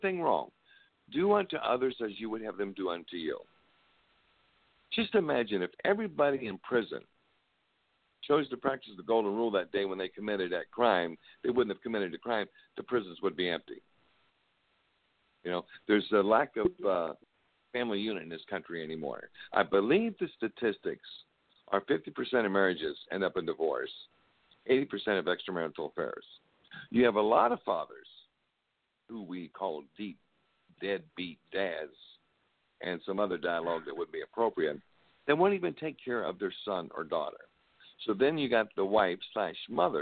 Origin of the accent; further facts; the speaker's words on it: Parkersburg, West Virginia, United States; also born or lived in Belpre, Ohio; I was born in Parkersburg, West Virginia.